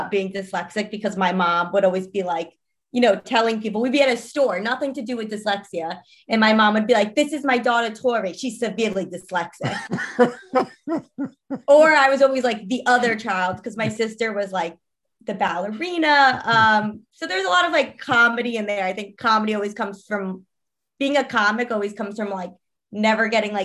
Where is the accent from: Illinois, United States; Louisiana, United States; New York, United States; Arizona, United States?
New York, United States; Long Island; moved away as an adult; also born or lived in Syosset, New York; now in Los Angeles, United States; So I'm from New York. I lived in Long Island till I was 8, and then my family moved to the city.